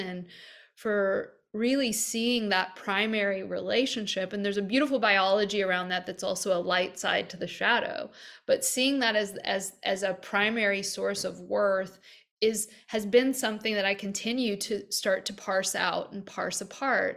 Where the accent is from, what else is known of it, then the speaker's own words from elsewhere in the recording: American Deep South, United States; I grew up in the American Deep South